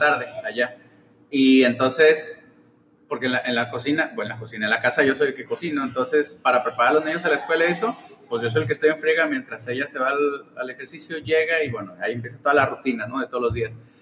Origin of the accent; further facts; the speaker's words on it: Tepic, Nayarit, Mexico; moved away as an adult; also born or lived in Guadalajara; now in Los Cabos, Mexico; yo soy nacido en Tepic, Nayarit. Ah. Eh, a los 18 me fui a vivir a Guadalajara.